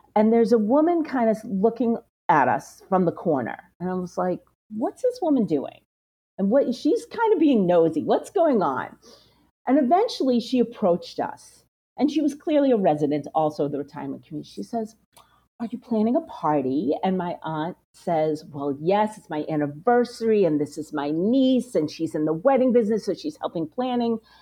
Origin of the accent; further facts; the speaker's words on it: Belmont, Massachusetts, United States; I grew up in Belmont, Massachusetts